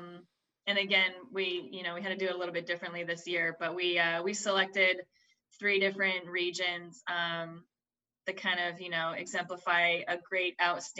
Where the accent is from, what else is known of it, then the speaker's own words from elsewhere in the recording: Alaska, United States; moved away as an adult; grew up in Alaska, you know, no winemaking up there